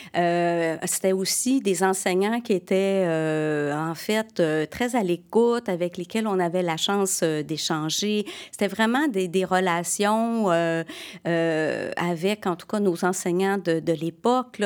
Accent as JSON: {"language": "French", "town": "Chambly", "region": "Quebec", "country": "Canada", "tie": "born or raised there", "also_born_or_lived": "Sherbrooke, Quebec", "said": "je suis née à Sherbrooke"}